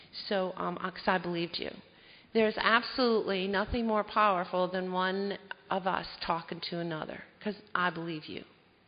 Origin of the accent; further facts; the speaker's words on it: Chicago, Illinois, United States; born there; I was born in Chicago. I have a twin brother. We're the oldest of seven kids.